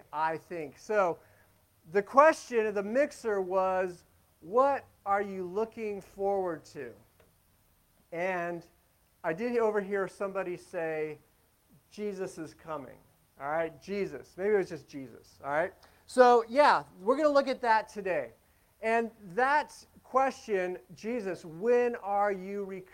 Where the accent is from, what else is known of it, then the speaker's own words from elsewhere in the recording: Las Vegas, Nevada, United States; moved away; also born or lived in Pacific Northwest; I'm from Las Vegas originally